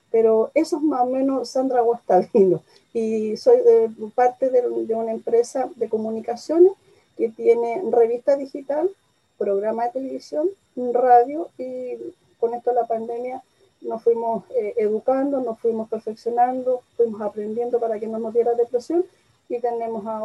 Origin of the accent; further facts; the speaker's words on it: Santiago, Santiago Metropolitan Region, Chile; born there; also born or lived in Mejillones / Buenos Aires; nací en Santiago mm, por esas cosas de trabajo de mis padres, estuve viviendo en Mejillones, Antofagasta, el norte de Chile, posteriormente en el sur, después viajé a Buenos Aires